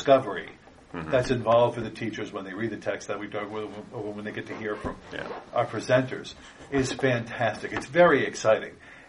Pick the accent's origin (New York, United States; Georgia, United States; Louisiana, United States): Louisiana, United States; I'm from Louisiana.